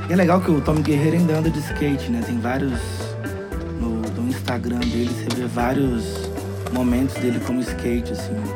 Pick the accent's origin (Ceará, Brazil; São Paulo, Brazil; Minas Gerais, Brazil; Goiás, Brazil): Minas Gerais, Brazil; Contagem; also born or lived in Belo Horizonte; Eu Nasci em Belo Horizonte e cresci em Contagem.